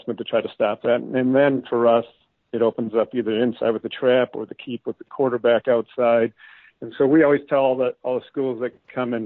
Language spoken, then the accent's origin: English; Escanaba, Michigan, United States; moved away as an adult; also born or lived in Georgia; now in Elk River, United States; I grew up in Escanaba, which is up in the UP, kind of a blue collar town